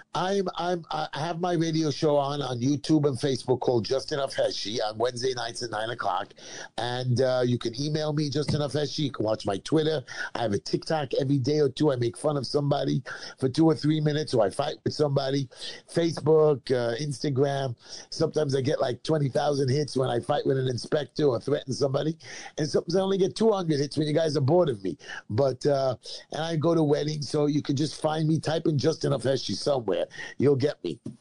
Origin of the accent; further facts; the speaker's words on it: United States; as an American